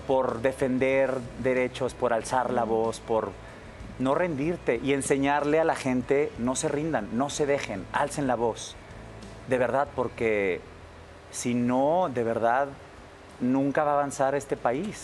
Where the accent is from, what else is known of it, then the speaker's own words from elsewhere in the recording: Monterrey, Nuevo León, Mexico; moved away as an adult; also born or lived in New York; yo soy norteño, soy regio